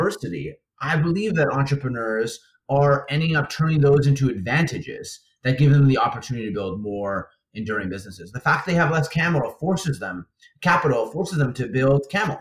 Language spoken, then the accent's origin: English; Winnipeg, Manitoba, Canada; in Winnipeg, in my hometown